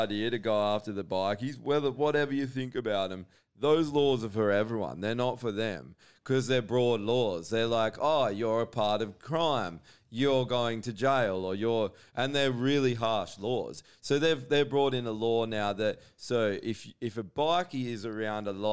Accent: Australia; when I grew up, as being Australian

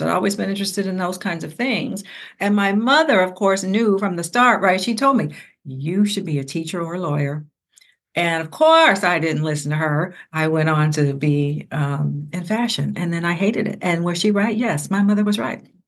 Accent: Ohio, United States; I'm from Ohio

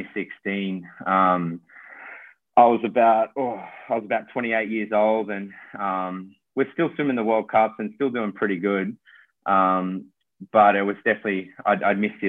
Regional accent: Australia; coming back to Australia

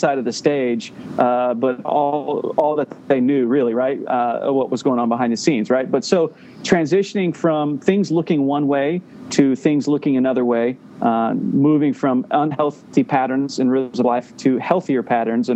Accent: Middle Tennessee, United States; I grew up in Middle Tennessee

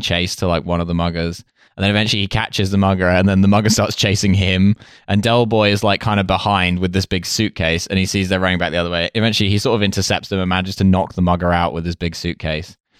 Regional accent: Essex, East of England, United Kingdom; growing up in Essex, which is an extremely Cockney part of the world

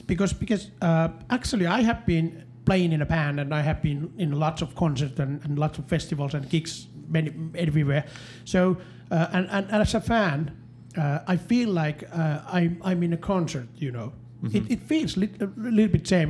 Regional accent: Finland

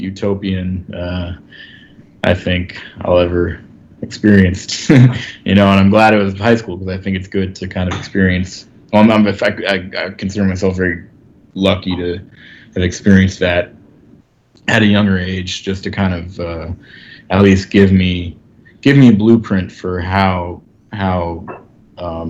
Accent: New York, United States; I was coming from Park Slope

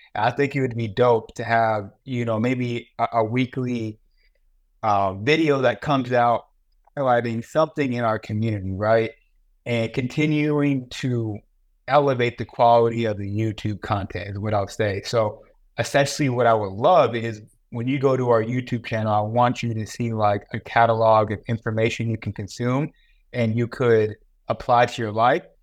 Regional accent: California, United States; I grew up in California.

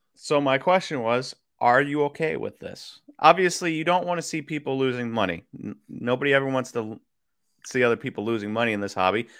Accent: Wisconsin, United States; also born or lived in Kansas; I was born in Kansas. And then, um, as a little kid, my parents would watch, and we grew up in Wisconsin

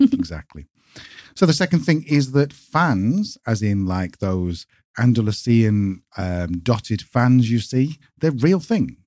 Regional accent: United Kingdom; moved away as an adult; now in Spain; British people coming to Spain

